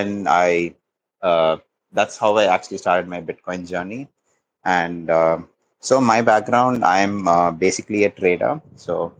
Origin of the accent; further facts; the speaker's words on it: India; I'm actually from India, not exactly from Sri Lanka